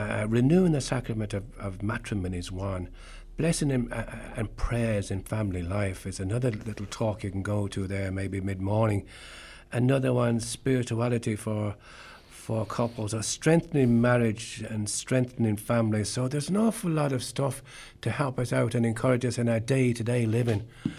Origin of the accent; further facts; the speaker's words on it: a parish in Kerry, Munster, Ireland; I'm from the Adhikari Kerry Parish